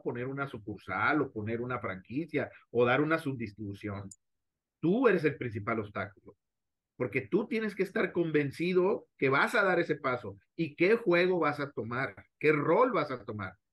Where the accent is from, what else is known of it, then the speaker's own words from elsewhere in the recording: Mexico; como directivos mexicanos